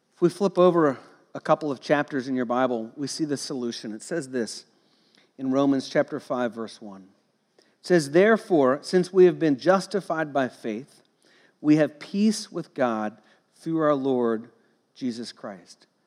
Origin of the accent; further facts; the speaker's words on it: Cincinnati, Ohio, United States; I grew up in Cincinnati, Ohio, and I went to Kings Island as a kid